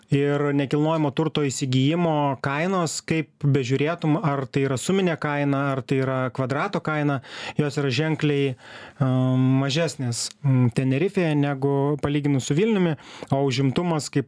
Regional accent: Lithuania; mes lietuviai

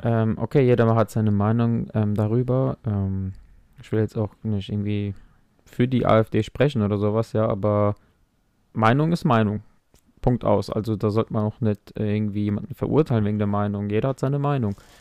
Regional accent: Mainz, Rhineland-Palatinate, Germany; ich bin in Mainz geboren

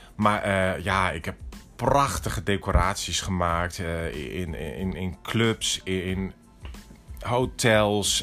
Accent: Netherlands; moved away as an adult; also born or lived in Tokyo, Japan / New York, United States; als Nederlander

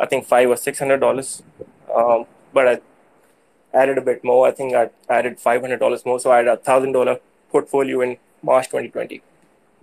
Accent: Pakistan; I'm from South Asia. I'm from Pakistan.

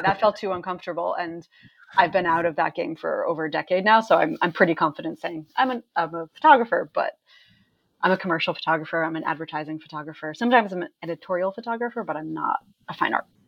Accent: Maine, United States; now in New York City, United States; I grew up in Maine

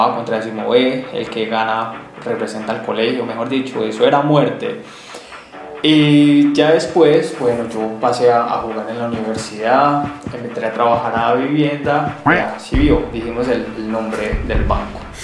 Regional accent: Colombia; also born or lived in Bogotá / Europe; now in Medellín, Colombia; me considero un colombiano

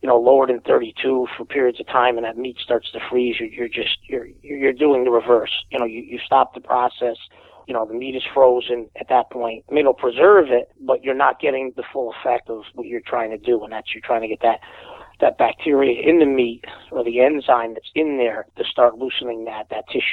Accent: Wallingford, Connecticut, United States; I'm from Wallingford, Connecticut

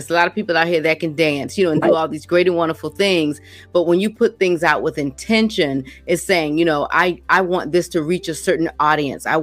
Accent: Williamsburg, Virginia, United States; I'm from Williamsburg, Virginia.

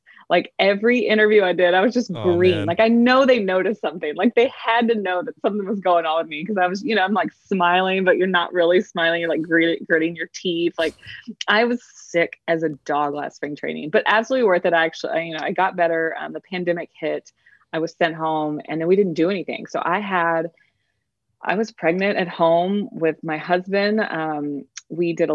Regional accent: Texas, United States; also born or lived in Houston, Texas; I'm a Texan.

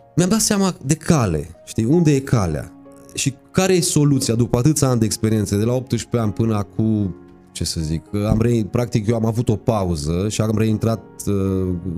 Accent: Târgu Mureș, Mureș County, Romania; M-am născut la Târgu Mureș și exact n-am stat niciodată în Râciu. Am stat în Târgu Mureș

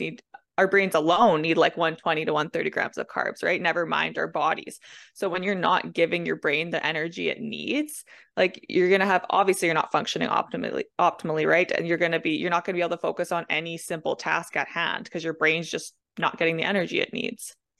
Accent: Manitoba, Canada; I'm from Manitoba, Canada.

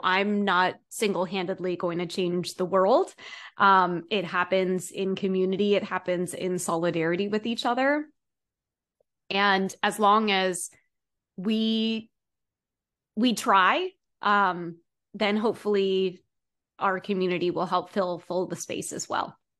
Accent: East Coast, United States; growing up on the East Coast

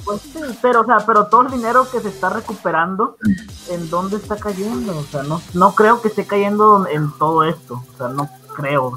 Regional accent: Mexico

